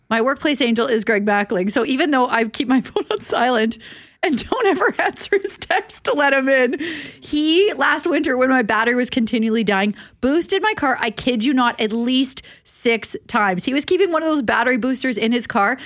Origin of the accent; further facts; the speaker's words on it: Saskatchewan, Canada; accent: Saskatchewan; now in Winnipeg, Canada; I'm from Saskatchewan and I still say both instead of both with my Saskatchewan